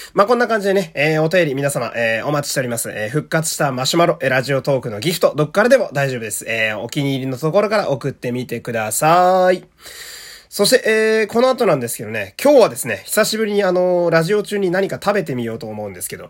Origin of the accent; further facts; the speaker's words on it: Fukui, Japan; 私もね、福井県という田舎の出身